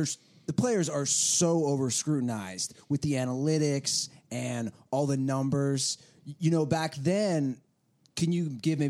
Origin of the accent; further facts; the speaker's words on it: Ohio, United States; I'm actually from Ohio myself